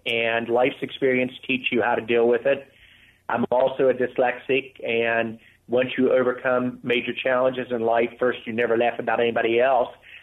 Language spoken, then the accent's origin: English; West Virginia, United States; Growing up in West Virginia